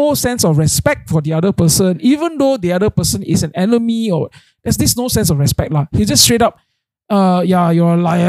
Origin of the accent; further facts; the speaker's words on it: Malaysia; Yeah, I'm Malaysian.